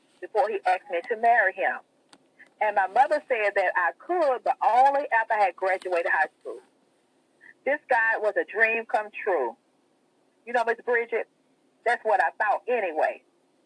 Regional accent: Mobile, Alabama, United States; I was born and raised in Mobile, Alabama.

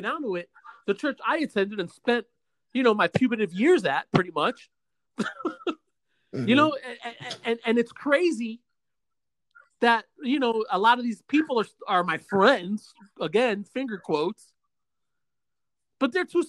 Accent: Osceola County, Central Florida, United States; also born or lived in Bronx, New York; Because that's where I grew up at. I was born in the city, New York. I'm from New York. I'm from the city, I'm from the Bronx. But I spent more time here in Central Florida than I did over there

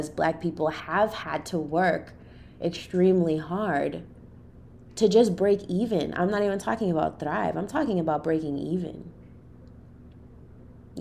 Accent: Boston, Massachusetts, United States; I grew up in the inner city, you know, I'm from Boston. So I grew up in Roxbury

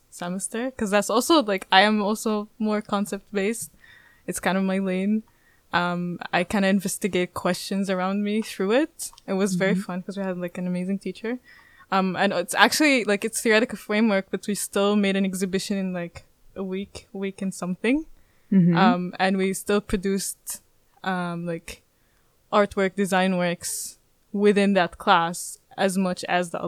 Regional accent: Palestine; moved away as an adult; now in The Hague, Netherlands; I'm from Palestine

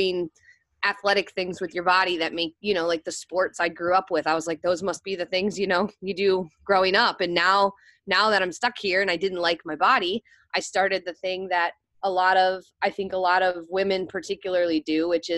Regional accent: Maryland, United States; moved away as an adult; I moved back home to my hometown in Maryland

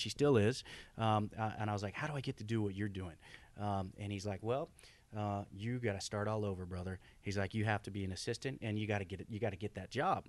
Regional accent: Oklahoma, United States; moved away as an adult; I grew up in Oklahoma, born and raised.

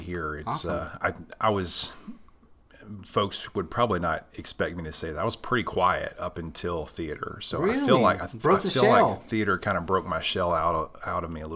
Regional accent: Nacogdoches, Texas, United States; moved away as an adult; now in Paris, Texas, United States; I'm from Nacogdoches, Texas

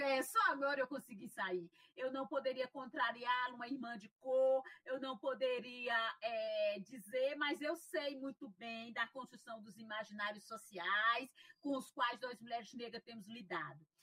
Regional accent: interior of Piauí, Brazil; moved away as an adult; now in Fortaleza, Brazil; eu sou filha de uma família negra, né? De uma família negra e trabalhadora do interior do, do Piauí

